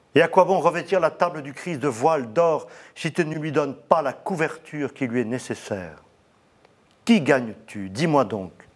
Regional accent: Aix-en-Provence, Provence-Alpes-Côte d'Azur, France; On a eu la chance d'avoir tout près de chez nous, à Aix-en-Provence, un petit monastère qui s'appelle Notre-Dame de la Cède, qui existe toujours, où j'ai été baptisé

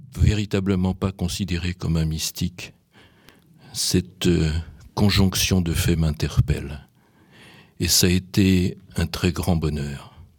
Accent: Poland; moved away; je suis né en Pologne

